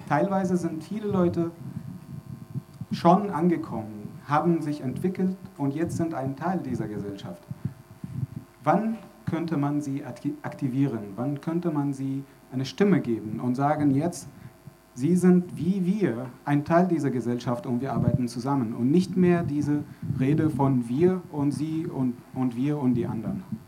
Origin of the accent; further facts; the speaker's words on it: Syria; German is a second language; moved away as an adult; now in Germany; Ich komme aus Syrien. Ich wohne hier seit dreieinhalb Jahren